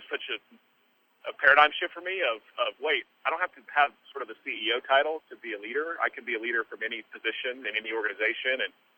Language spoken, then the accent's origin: English; outside of Tulsa, Oklahoma, United States; I'm just a knucklehead from Oklahoma. I mean, I grew up outside of Tulsa.